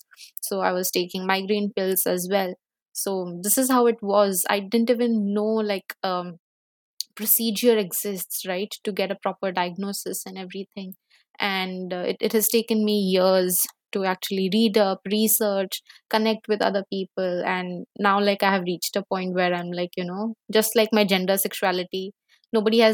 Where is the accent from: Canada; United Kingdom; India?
India; Bhubaneswar, Odisha; I come from Bhubaneswar.